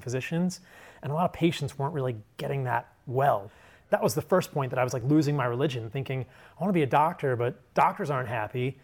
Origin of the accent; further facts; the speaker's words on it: suburban Virginia, United States; I grew up in a pretty normal household in suburban Virginia.